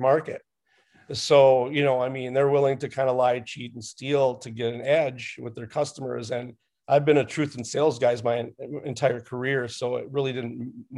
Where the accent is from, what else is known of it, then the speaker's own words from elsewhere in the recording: Minnesota, United States; I'm from Minnesota, and we have 10,000 lakes here